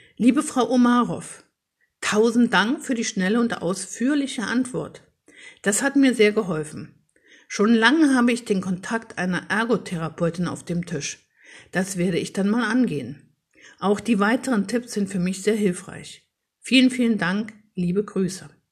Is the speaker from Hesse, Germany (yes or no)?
no; Paderborn, North Rhine-Westphalia, Germany; in meiner Heimatstadt, also in Paderborn, wo ich jetzt lebe